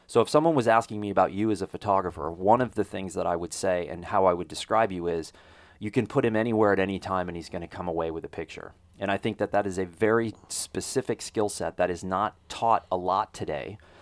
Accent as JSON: {"language": "English", "region": "Texas", "country": "United States", "tie": "born or raised there", "said": "a Texas public school survivor"}